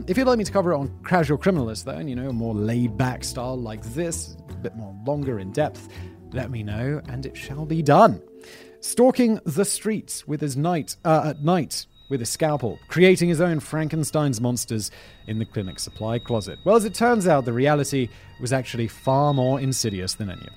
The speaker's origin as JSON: {"language": "English", "country": "United Kingdom", "said": "I'm obviously British"}